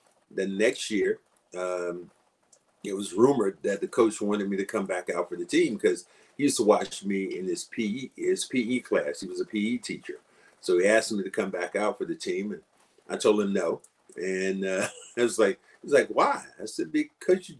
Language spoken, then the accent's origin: English; Kinston, North Carolina, United States; moved away as an adult; also born or lived in Charlotte; I did not love my hometown